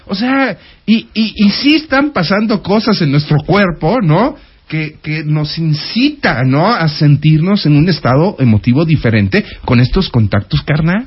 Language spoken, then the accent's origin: Spanish; Mexico; Los mexicanos sabemos abrazar